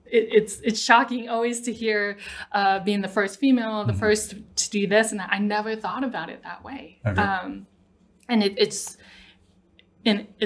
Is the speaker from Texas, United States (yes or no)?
yes; Mesquite, Texas, United States; moved away as an adult; born and raised Mesquite until about 18.